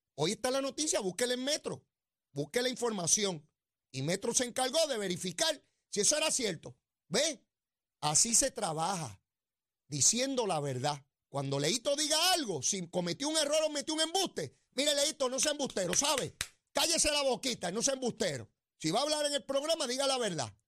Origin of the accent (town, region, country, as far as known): Puerto Rico